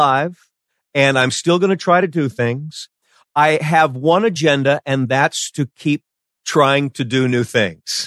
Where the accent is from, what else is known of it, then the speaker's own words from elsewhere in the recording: Iowa, United States; moved away; I grew up in Iowa where you send your box tops off to New York to get the secret Dakota ring.